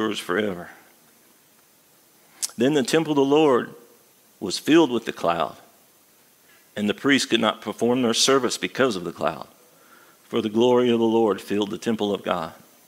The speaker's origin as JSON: {"language": "English", "region": "Midwest", "country": "United States", "tie": "born or raised there", "also_born_or_lived": "Arizona, United States", "moved": "as an adult", "lives_now": "Galax, United States", "said": "I was raised in the Midwest, and then I spent half my adult life in Arizona"}